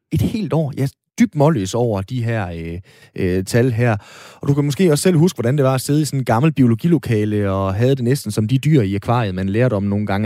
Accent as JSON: {"language": "Danish", "area": "North Jutland", "region": "North Denmark Region", "country": "Denmark", "said": "som nordjyde"}